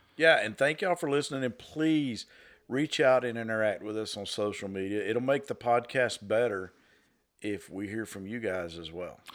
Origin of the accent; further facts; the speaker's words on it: Northwest Georgia, United States; born and raised in Northwest Georgia